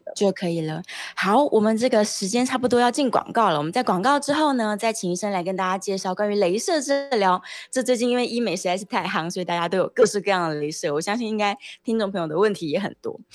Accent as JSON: {"language": "Chinese", "country": "Taiwan", "said": "我们就是台湾人"}